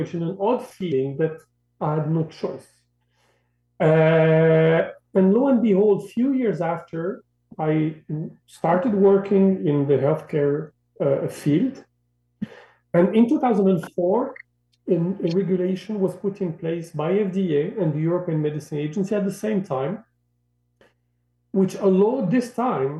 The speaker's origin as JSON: {"language": "English", "country": "Morocco", "tie": "born or raised there", "second_language": "English", "moved": "yes", "said": "I grew up in Morocco, North Africa"}